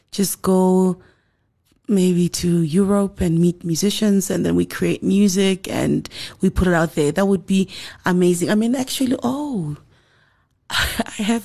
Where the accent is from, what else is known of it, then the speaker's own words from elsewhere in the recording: South Africa; we went into studio as South African musicians